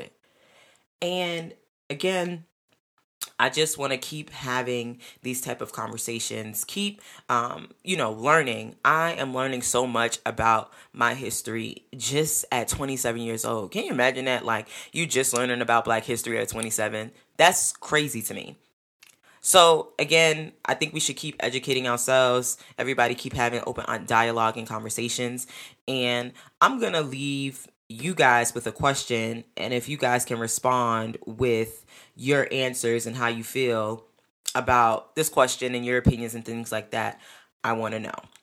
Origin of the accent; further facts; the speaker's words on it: New York, United States; I'm a New Yorker.